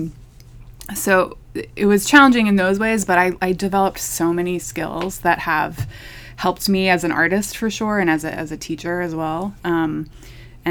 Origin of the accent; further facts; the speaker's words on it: Lancaster, Pennsylvania, United States; moved away as an adult; also born or lived in Philadelphia, Pennsylvania / Boston, Massachusetts / Omaha, Nebraska; now in Chattanooga, United States; I studied in Philadelphia and grew up in Lancaster, Pennsylvania, which is not that far away in Amish country.